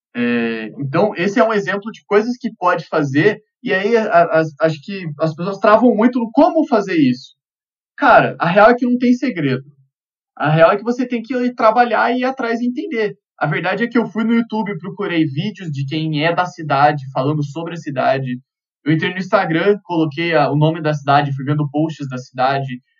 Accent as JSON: {"language": "Portuguese", "town": "Curitiba", "region": "Paraná", "country": "Brazil", "said": "eu sou de Curitiba"}